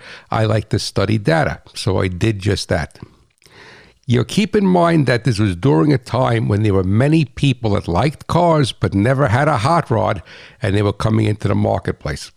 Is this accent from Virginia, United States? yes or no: no; New Jersey, United States; I'm that guy from New Jersey